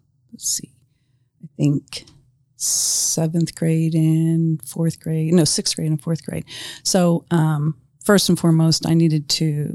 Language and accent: English; Youngstown, Ohio, United States; moved away as an adult; also born or lived in San Ramon, California; now in Grant County, United States; I was born in Youngstown, Ohio